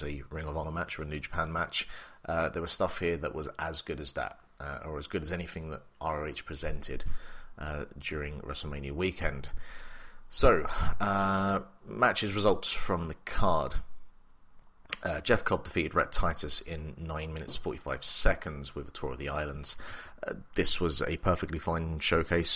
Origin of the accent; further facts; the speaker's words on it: England, United Kingdom; also born or lived in Republic of Ireland; now in Ireland; I am English, but I live in the Republic of Ireland, so my family are all back in the United Kingdom